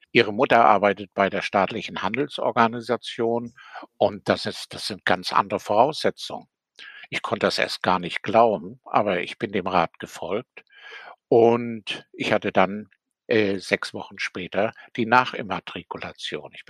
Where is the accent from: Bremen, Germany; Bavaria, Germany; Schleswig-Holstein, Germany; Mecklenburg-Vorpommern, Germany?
Mecklenburg-Vorpommern, Germany; Rostock; born there; Ich bin 1940 in Rostock geboren und äh, bin an für sich ein folgsamer Pionier, später auch FDJler gewesen, also ein typisches DDR-Kind.